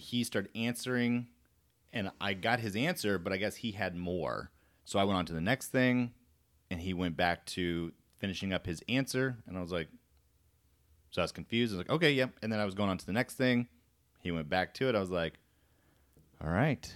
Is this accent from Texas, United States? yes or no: no; Florida, United States; moved away; also born or lived in Korea; I'm from Florida